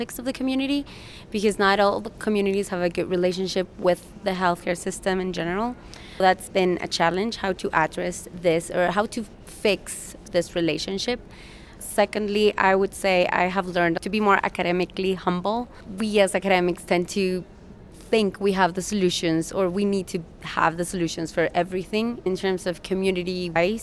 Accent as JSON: {"language": "English", "country": "Guatemala", "said": "I am from Guatemala"}